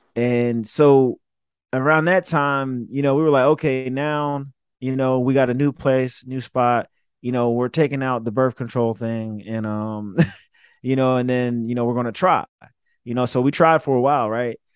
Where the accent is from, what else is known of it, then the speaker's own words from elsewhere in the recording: Summerville, South Carolina, United States; from Somerville, South Carolina